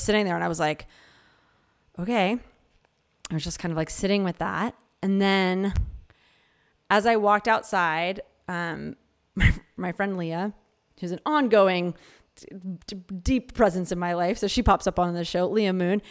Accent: Philadelphia, Pennsylvania, United States; moved away; also born or lived in New Mexico; I grew up in Philadelphia and then I'm, I've lived a lot of places, but when I lived in New Mexico

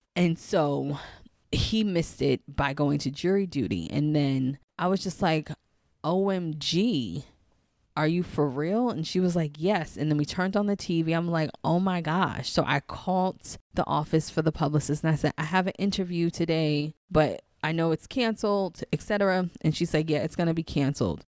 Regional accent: New York City, New York, United States; now in DMV area, United States; the Saint Albans neighborhood that I grew up in, in Queens

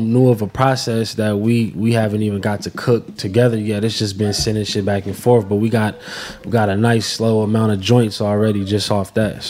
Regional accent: West Coast, United States; I'm from the West Coast, so it's like I only grew up hearing the Nas hits

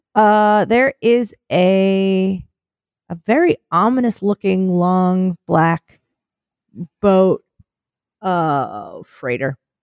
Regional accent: United States; our being American

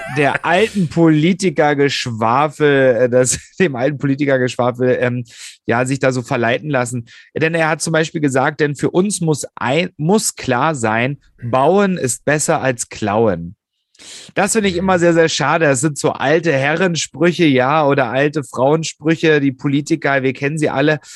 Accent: Hoyerswerda, Saxony, Germany; born or raised there; now in Berlin, Germany

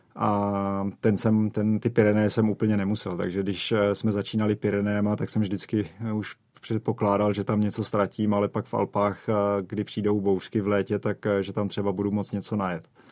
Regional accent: Czechia; u nás v Čechách

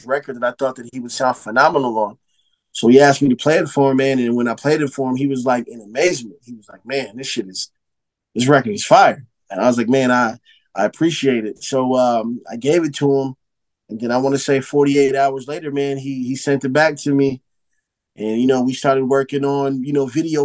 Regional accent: Phoenix, Arizona, United States; I come from Phoenix, Arizona. I come from a city that's not on the map like in LA or Chicago or New York and in Miami.

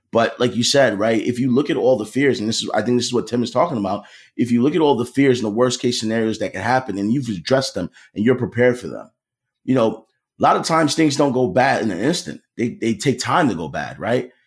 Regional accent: Philadelphia, Pennsylvania, United States; I grew up in Philly

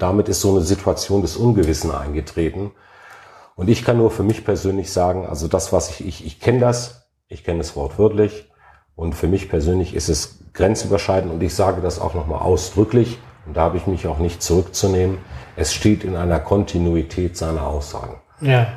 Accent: Alfeld, Lower Saxony, Germany; also born or lived in Hannover; mein Geburtsort

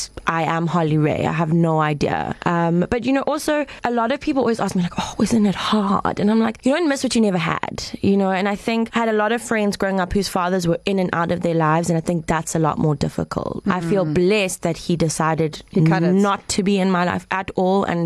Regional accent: Westville, KwaZulu-Natal, South Africa; I was born in Westville Hospital

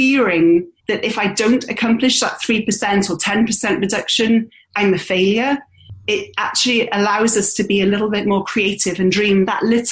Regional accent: United Kingdom; moved away as an adult; also born or lived in Australia; now in Bristol, United Kingdom; I'm British born. I do have an Aussie passport.

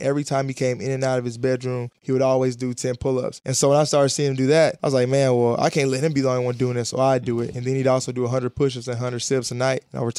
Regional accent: Huntsville, Alabama, United States; there were a lot of scouts there for college basketball growing up in Huntsville, Alabama.

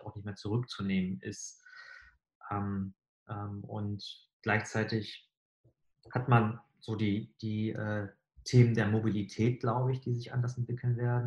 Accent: Bremerhaven, Bremen, Germany; now in Hamburg, Germany; Also ich bin selbst in Bremerhaven aufgewachsen

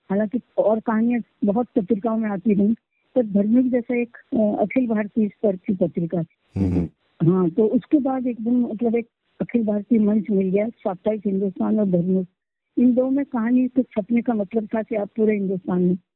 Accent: India; first language Marathi; Hindi is a second language; मराठी मेरी मातृभाषा है

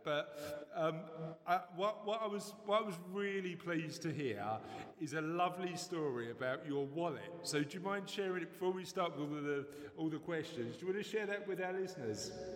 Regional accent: London, United Kingdom; accent: East End; my East End accent

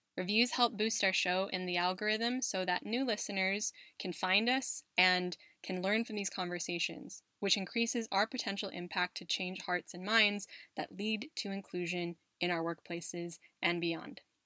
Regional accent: United States; moved away as an adult; now in Spain; from my home country of the US, from my adopted country of Spain

